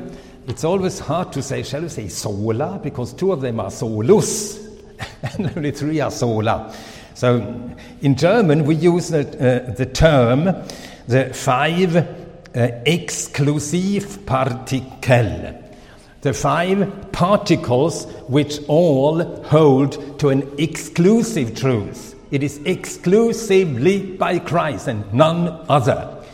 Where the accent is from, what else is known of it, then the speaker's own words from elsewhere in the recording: Sweden; first language Swedish; English is a second language; also born or lived in Finland; now in Switzerland; My mother tongue is really Swedish. I lost my father very early, and my mother, she took us children to Sweden. So by circumstances, I became a Swedish citizen, and my name changed. And so I'm Swedish, but by birth Finnish.